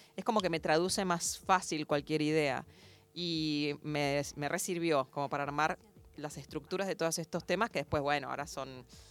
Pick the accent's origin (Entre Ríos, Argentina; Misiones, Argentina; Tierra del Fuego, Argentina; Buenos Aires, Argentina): Buenos Aires, Argentina; moved away as an adult; now in New York, United States; yo soy porteña